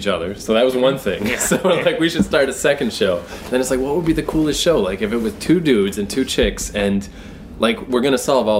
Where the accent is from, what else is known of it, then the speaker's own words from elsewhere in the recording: New Brunswick, Canada; Where I grew up in New Brunswick. I went to fancy French school